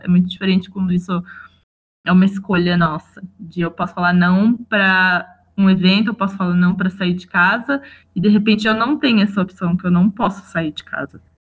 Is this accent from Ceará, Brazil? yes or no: no; Jacareí, São Paulo, Brazil; moved away; Jacareí, que é a cidade de onde eu vim